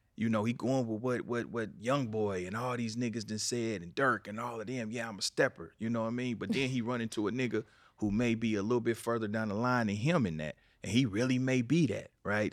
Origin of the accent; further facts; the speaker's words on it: Kansas City, Missouri, United States; moved away as an adult; now in Los Angeles, United States; I'm from Kansas City, but I've been out here twenty years